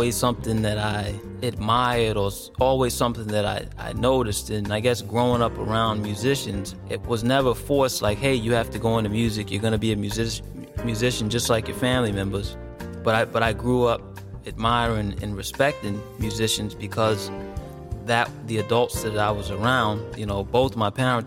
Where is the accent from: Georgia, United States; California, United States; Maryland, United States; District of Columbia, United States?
District of Columbia, United States; Washington; I'm from Washington D.C.